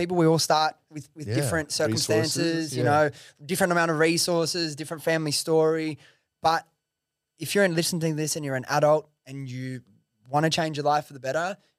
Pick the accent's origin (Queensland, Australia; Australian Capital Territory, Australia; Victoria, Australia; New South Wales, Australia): New South Wales, Australia; Prestons; Dude, I grew up in fucking Western Sydney. I grew up in Preston's, bro.